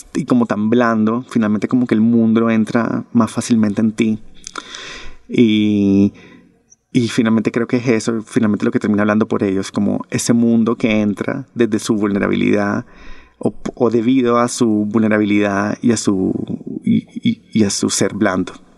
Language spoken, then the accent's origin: Spanish; Barranquilla, Atlántico, Colombia; mi ciudad natal, que es Barranquilla